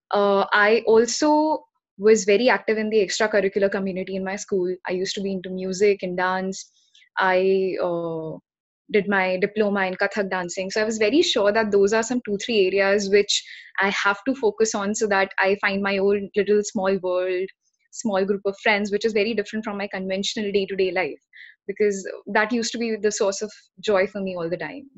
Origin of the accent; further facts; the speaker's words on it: Haldwani, Uttarakhand, India; So I come from Haldwani. That's a small town in Uttarakhand.